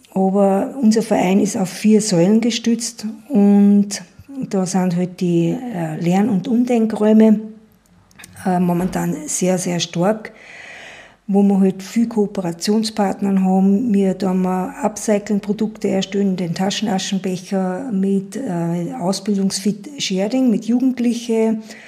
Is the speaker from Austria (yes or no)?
yes; Schärding, Upper Austria, Austria; bin aus Scherding